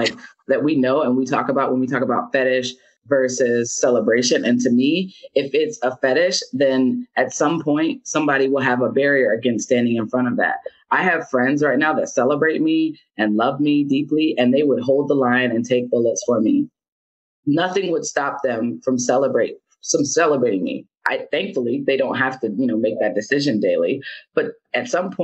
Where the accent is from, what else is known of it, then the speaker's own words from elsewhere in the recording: Cincinnati, Ohio, United States; I'm from Cincinnati